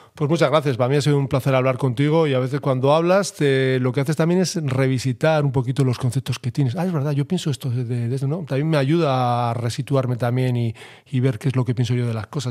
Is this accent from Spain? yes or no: yes; Bilbao, Basque Country, Spain; me siento muy reconocido yo aquí en Bilbao. Yo creo que soy profeta en mi tierra